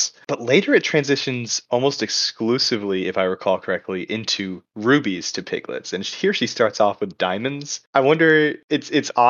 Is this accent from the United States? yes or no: yes; the South, United States; speaking as somebody from the South